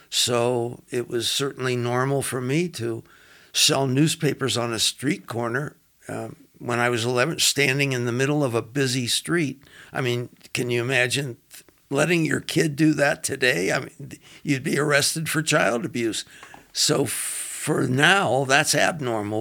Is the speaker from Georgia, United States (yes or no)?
no; Los Angeles, California, United States; moved away as an adult; also born or lived in Cincinnati, Ohio; now in Denver, United States; I was born in Cincinnati and uh, moved to uh, Los Angeles at a, an early age and uh, basically did all my schooling in Los Angeles, uh, Culver City, California